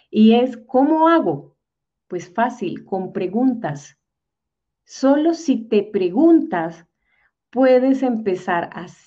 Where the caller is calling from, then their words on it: Bogotá, Colombia; yo estoy en este instante en Bogotá, Colombia, al otro lado del globo terráqueo.